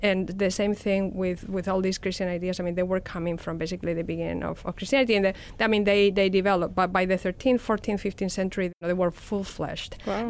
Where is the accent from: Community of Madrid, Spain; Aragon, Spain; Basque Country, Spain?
Community of Madrid, Spain; Madrid; accent: Spanish; English is a second language; my accent gave me out as a Spanish citizen